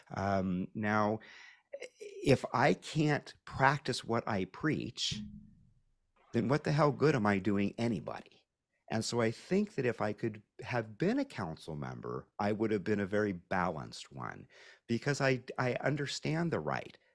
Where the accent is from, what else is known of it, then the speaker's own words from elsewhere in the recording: Pacific Northwest, United States; I grew up in the Pacific Northwest